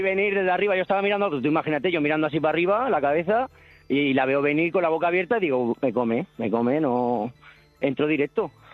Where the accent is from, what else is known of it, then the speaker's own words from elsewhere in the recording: Cartagena, Region of Murcia, Spain; now in Benidorm, Spain; de Benidorm, pero soy de Cartagena